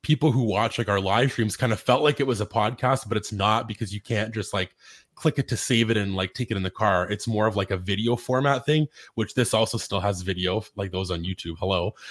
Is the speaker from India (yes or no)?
no; Canada; we're also Canadian